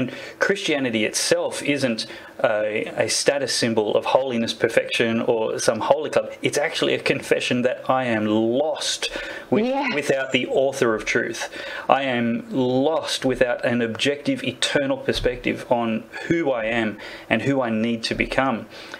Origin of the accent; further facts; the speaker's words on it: Australia; especially as someone who at least partly identifies as Aboriginal Australian.